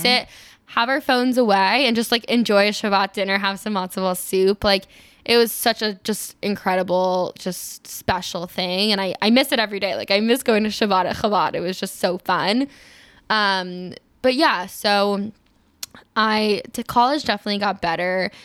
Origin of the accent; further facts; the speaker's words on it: Maryland, United States; also born or lived in Israel; I grew up in Maryland, um, just outside D C